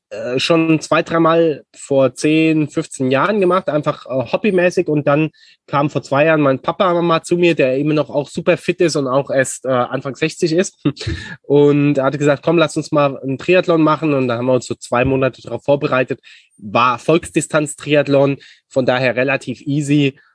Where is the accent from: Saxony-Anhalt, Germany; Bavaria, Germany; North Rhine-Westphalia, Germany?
Bavaria, Germany; Aschaffenburg; also born or lived in Munich / Frankfurt / Barcelona; Ja, also ich bin Aschebecher jung sozusagen. Also äh, äh Aschaffenburg. Genau, aus Aschaffenburg, ja.